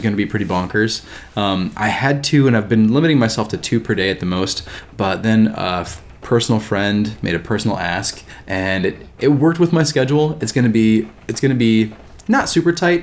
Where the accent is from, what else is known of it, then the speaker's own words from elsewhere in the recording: Bowling Green, United States; my hometown, Bowling Green.